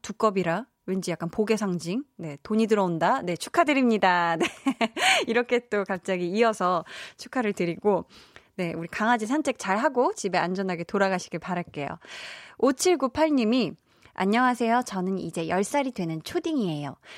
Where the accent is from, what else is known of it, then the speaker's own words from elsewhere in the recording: Seoul, South Korea; 서울이었긴 한데 막 주변에 다 비닐하우스 있고 거름 냄새 풍부한 그런 데서 제가 개울 이런 데 있고 이런 데서 자라서